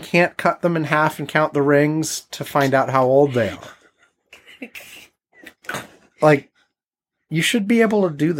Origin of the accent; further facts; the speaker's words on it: North Carolina, United States; moved away; My friend Mike, who I grew up with in North Carolina when I was a little kid